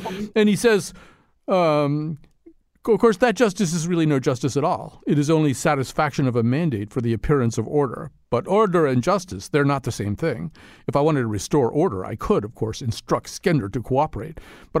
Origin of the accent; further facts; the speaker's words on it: Detroit, Michigan, United States; because I'm from Detroit. I know the Detroit way because I'm a Detroit guy.